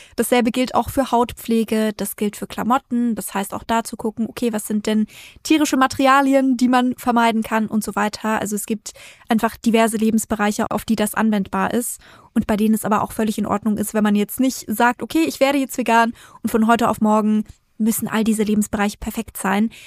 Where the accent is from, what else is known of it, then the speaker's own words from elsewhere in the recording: Bavaria, Germany; moved away; ursprünglich komme ich aus Bayern, ich komme aus einer Familie, wo es viermal am Tag Fleisch und Wurst gab